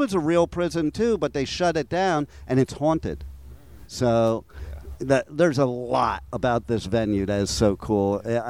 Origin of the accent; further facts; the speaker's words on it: Little Falls, Montclair, Roseland, New Jersey, United States; also born or lived in Jefferson Township, New Jersey / New York; I'm originally from Little Falls, Montclair, Roseland, but I've lived all over Jersey.